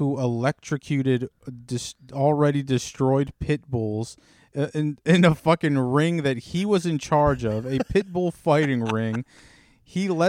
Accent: Baltimore, Maryland, United States; I'm from Baltimore

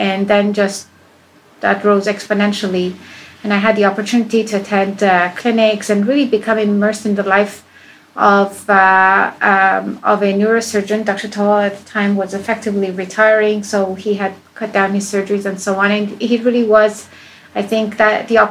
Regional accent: Spain; also born or lived in Iran; I was born in Iran. And I left that country as a child. I grew up in Spain.

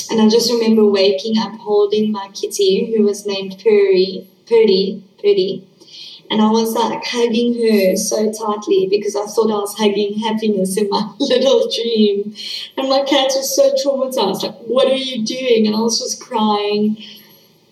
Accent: East London, Eastern Cape, South Africa; also born or lived in Johannesburg, South Africa; when I was 4 years old, we moved from Johannesburg, South Africa, to East London, South Africa.

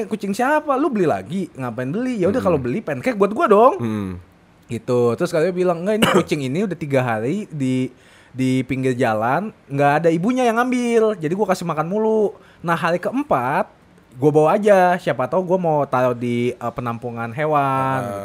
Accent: Indonesia; gue suka Jepang sama gue orang Indo, jadi harus dua-duanya.

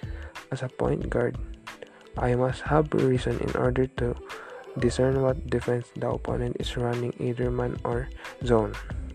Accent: San Francisco, California, United States; I am 17 years old and I am from San Francisco, California.

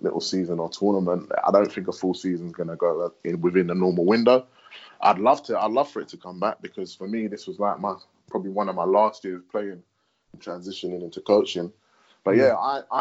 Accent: United Kingdom; we're British

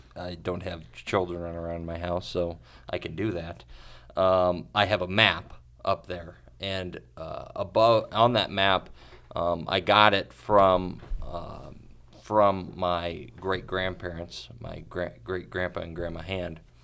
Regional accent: United States; as an American

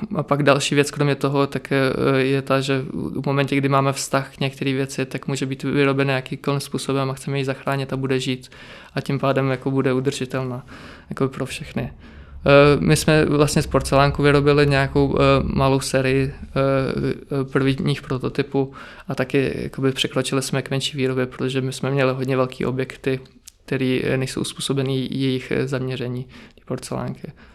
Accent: Czechia; also born or lived in Zakarpattia, Ukraine; od malička jsem tady v Česku

